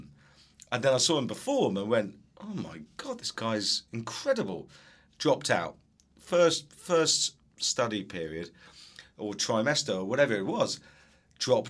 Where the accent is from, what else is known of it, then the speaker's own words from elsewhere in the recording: England, United Kingdom; moved away; I was from England, I've come here, I've worked in education